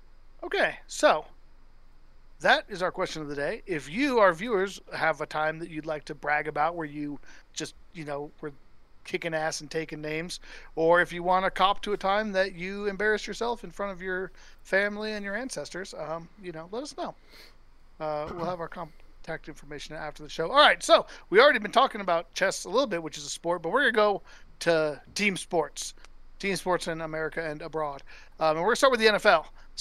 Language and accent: English; Denver, Colorado, United States; I come from Denver, where like the Broncos are definitely the most popular here.